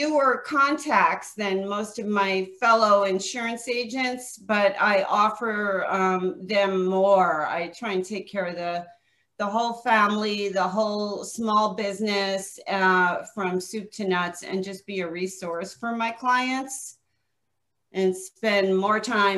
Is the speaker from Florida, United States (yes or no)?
no; New York, United States; also born or lived in New Jersey; now in Scottsdale, United States; I live in Scottsdale, Arizona. I'm a New York, New Jersey transplant. About 21 years ago, I came from the East Coast and moved out here.